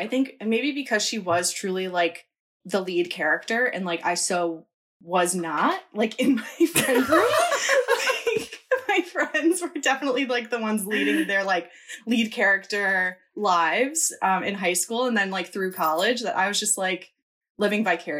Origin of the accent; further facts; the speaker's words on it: Northeast, United States; I'm from